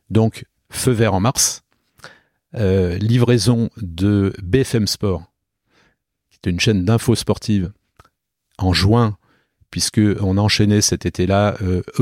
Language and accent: French; Nîmes, Occitania, France; also born or lived in Paris; now in Toulon, France; De Nîmes. Voilà. Donc euh, chez moi dans le Gard